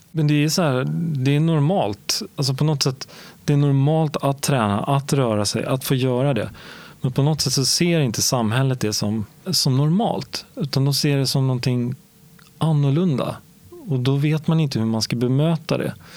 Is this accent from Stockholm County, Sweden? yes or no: yes; Stockholm, Stockholm County, Sweden; Jag växte upp i Årsta som ligger söder om Stockholm